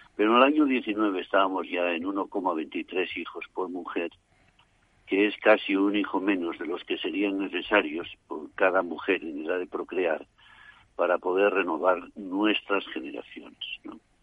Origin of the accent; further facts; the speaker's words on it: Asturias, Spain; moved away; mi tierra asturiana